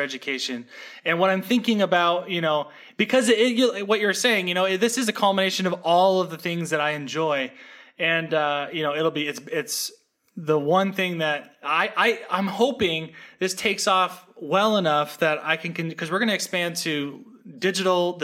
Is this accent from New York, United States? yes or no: no; Seattle, Washington, United States; also born or lived in West Virginia; now in Austin, United States; I grew up in Seattle, Washington